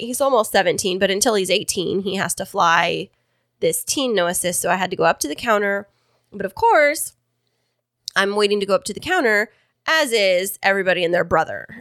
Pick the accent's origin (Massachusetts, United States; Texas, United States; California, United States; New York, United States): California, United States; Kingsburg; my hometown of Kingsburg